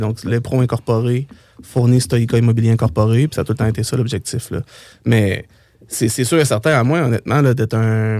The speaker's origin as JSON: {"language": "French", "town": "Saint-Henri", "region": "Quebec", "country": "Canada", "tie": "born or raised there", "said": "moi, je viens de Saint-Henri"}